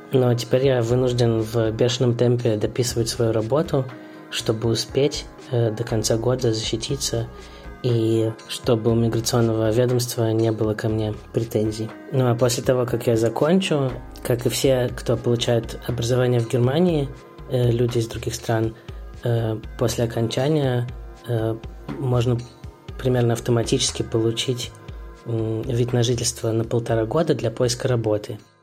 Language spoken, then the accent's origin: Russian; Moscow, Russia; moved away as an adult; now in Berlin, Germany; Я родился в Москве и в 2014 году переехал в Берлин.